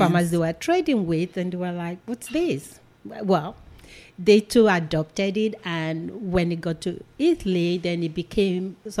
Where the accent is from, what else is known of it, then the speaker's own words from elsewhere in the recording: Nigeria; moved away as an adult; also born or lived in Seattle, Washington; now in United States; I'm a Nigerian. I was born and raised in Nigeria